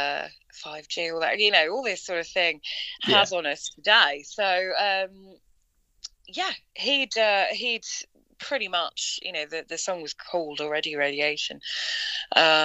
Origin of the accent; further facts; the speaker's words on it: London, United Kingdom; now in Tollesbury, United Kingdom; I was born in London